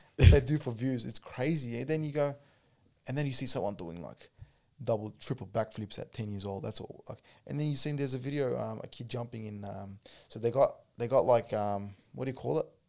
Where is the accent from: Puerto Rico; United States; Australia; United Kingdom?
Australia